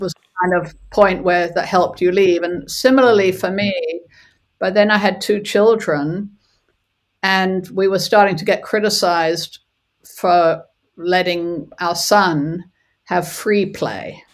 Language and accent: English; South Africa; moved away; also born or lived in California; I was born in South Africa and was from a very young age, from the age of about five, was aware of apartheid